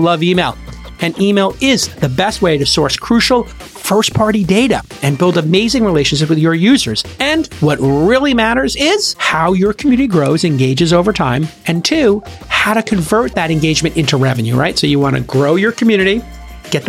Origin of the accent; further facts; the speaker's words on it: Ireland; I'm Irish